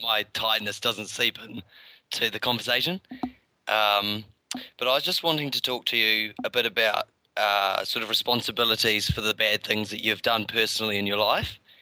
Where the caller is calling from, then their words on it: New Zealand; also born or lived in Christchurch; I'm calling from New Zealand, so it's pretty early in the morning.